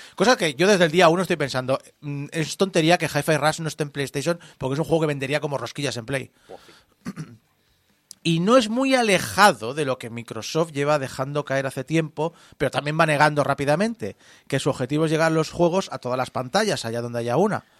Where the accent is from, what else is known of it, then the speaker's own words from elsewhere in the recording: Spain; accent: Spanish; como españoles, hablamos inglés con acento español